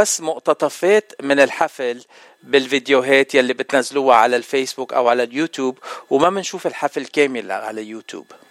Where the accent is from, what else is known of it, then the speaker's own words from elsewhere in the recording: Lebanon; انا من لبنان